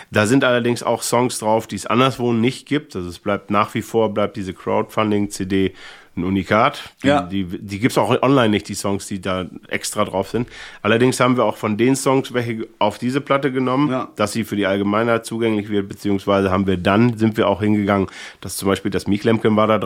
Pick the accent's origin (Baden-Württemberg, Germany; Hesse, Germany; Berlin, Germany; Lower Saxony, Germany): Lower Saxony, Germany; Thine; ich komme ja aus Tine, das ist ja bei äh, Alfhausen oder anders gesagt, Alfhausen ist natürlich bei Tine.